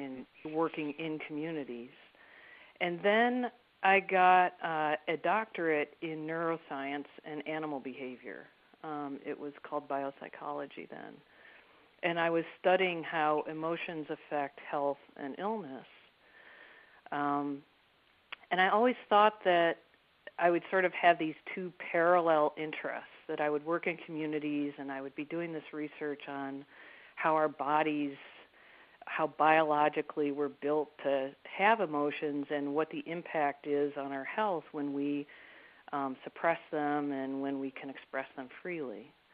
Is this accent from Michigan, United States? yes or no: yes; Detroit, Michigan, United States; also born or lived in Baltimore, Maryland; now in Maryland, United States; I grew up in Detroit in the 1960s